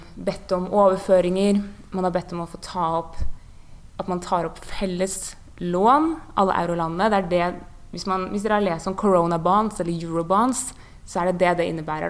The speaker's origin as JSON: {"language": "Norwegian", "town": "Bærum", "region": "Akershus", "country": "Norway", "said": "jeg er jo fra Bærum og har vært folkevalgt"}